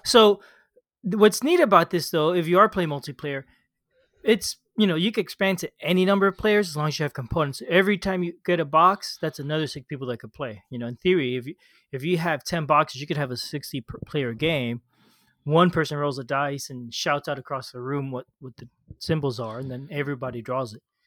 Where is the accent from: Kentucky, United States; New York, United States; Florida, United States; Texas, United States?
Florida, United States; I grew up in Florida, you know, near the ocean.